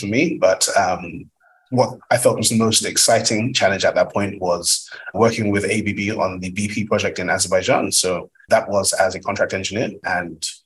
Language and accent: English; Nigeria; I'm Nigerian by origin